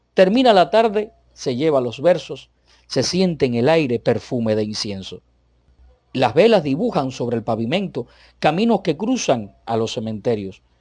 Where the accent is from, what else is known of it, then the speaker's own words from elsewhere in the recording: Cuba; soy cubano. Y bueno, que no soy mexicano ni vivo en México